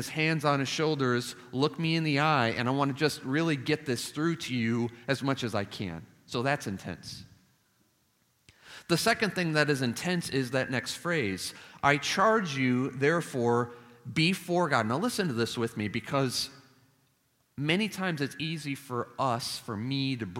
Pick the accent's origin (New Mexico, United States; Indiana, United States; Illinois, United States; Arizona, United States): Illinois, United States; Chicago; now in Nashville, United States; the city of Chicago, where I was born and raised.